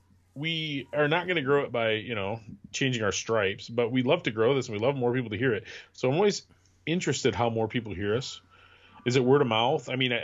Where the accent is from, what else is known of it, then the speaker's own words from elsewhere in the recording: Wisconsin, United States; So this is a song about growing up in Wisconsin.